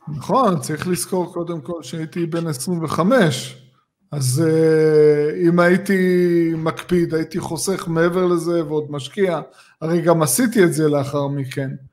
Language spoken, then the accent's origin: Hebrew; Tel Aviv area, Tel Aviv District, Israel; אני גדלתי באזור הזה